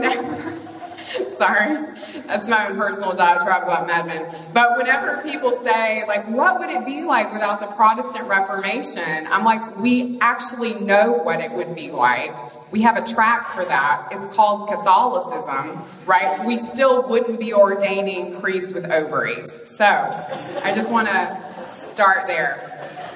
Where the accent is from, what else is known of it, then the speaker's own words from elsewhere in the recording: Mississippi, United States; moved away; also born or lived in New York City; I'm from Mississippi